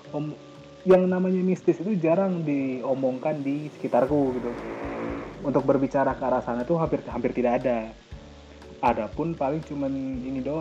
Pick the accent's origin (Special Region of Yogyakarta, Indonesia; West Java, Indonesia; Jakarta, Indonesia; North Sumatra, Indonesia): North Sumatra, Indonesia; Medan; yang awalnya aku dari Medan nggak pernah bicara kayak gitu tiba-tiba sampai sana jadi bicara itu